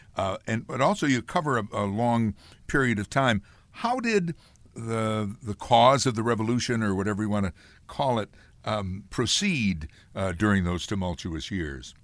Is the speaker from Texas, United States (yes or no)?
no; Amsterdam, New York, United States; where I grew up in Amsterdam or Fort Plain